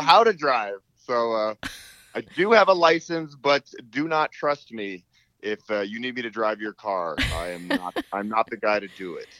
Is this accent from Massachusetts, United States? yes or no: no; Boulder, Colorado, United States; I am born and raised in Boulder, Colorado